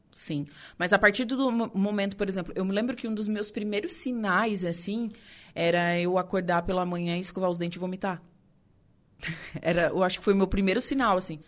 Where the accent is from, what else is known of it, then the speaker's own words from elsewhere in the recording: Torres, Rio Grande do Sul, Brazil; meu conterrâneo de Torres